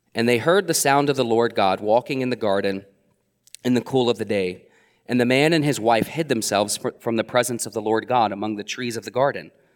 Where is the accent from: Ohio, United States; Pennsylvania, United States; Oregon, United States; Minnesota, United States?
Ohio, United States; Middletown; I would be born and raised in Middletown, Ohio